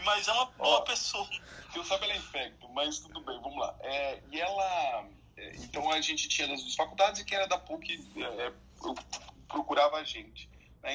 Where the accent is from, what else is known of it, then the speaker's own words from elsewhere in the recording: Brazil; do Brasil